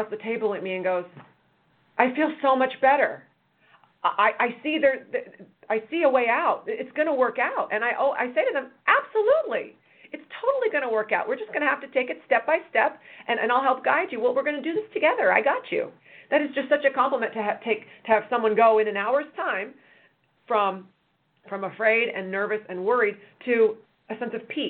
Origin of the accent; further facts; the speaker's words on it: Chicago, Illinois, United States; also born or lived in San Diego, California; now in Orange County, United States; I'm from Chicago, lived in Orange County much of my life, went away for college and law school in San Diego, and then came back